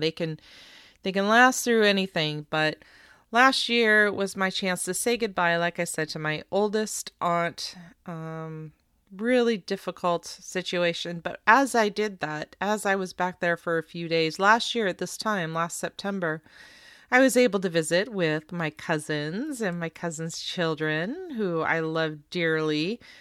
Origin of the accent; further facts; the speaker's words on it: West Coast, United States; my brother, my sister, and I grew up on the West Coast